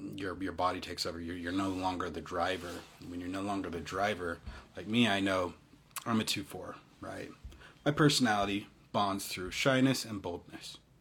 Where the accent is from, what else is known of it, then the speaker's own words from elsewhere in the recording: Utah, United States; I'm half East African. Yeah, I'm you know I'm from Utah